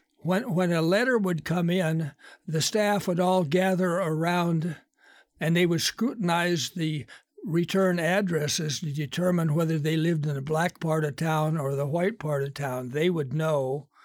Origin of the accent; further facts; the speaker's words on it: western United States, United States; moved away as an adult; I grew up in lily-white western United States. There was only maybe three Blacks living in my hometown.